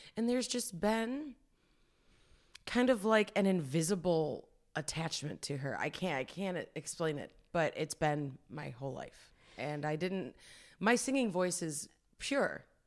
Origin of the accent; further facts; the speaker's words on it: Fairview Park, Ohio, United States; it's a west side suburb of Cleveland, Ohio, uh, Fairview Park